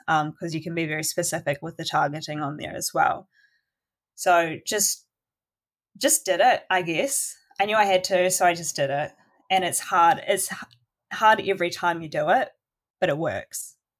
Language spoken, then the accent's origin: English; Golden Bay, Tasman, New Zealand; now in Nelson, New Zealand; that's where I grew up in Golden Bay